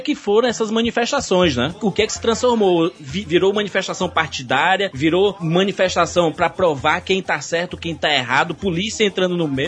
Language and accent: Portuguese; Brazil; como brasileiro